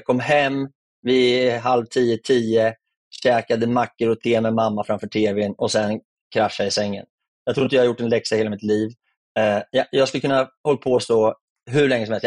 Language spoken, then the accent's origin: Swedish; Örebro, Örebro County, Sweden; also born or lived in Malmö; jag är ju skåning, men närking är jag ju egentligen. Då. Så jag har ju bott hela mitt liv i, i Örebro